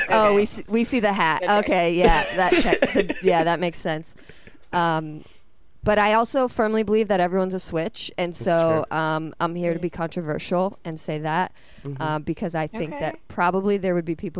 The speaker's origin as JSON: {"language": "English", "region": "South Florida", "country": "United States", "said": "I'm from South Florida"}